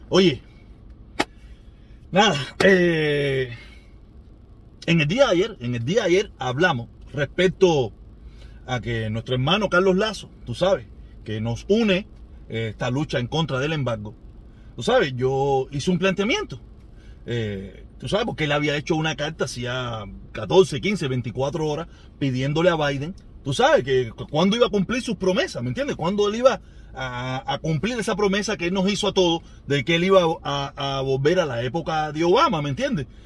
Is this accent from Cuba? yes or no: yes; Cuba; now in United States; Yo hace, yo hace mucho tiempo me fui de Cuba, yo dije, mi lucha es en la Yuma